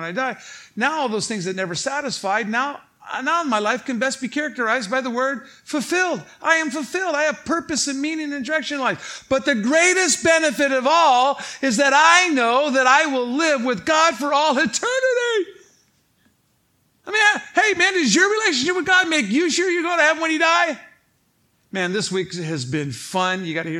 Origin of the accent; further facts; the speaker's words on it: Saint Paul, Minnesota, United States; St. Paul, Minnesota